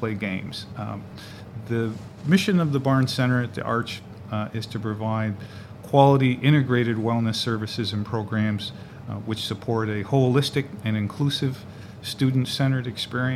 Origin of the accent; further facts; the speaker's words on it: Flint, Michigan, United States; moved away as an adult; now in Syracuse, United States; I'm originally from Flint, Michigan